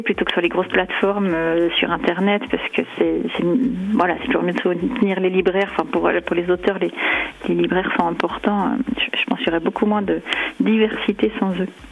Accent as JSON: {"language": "French", "town": "Dole", "region": "Bourgogne-Franche-Comté", "country": "France", "tie": "born or raised there", "moved": "yes", "said": "c'est là où j'ai grandi, ou aussi parce que je reviens à Dole très souvent"}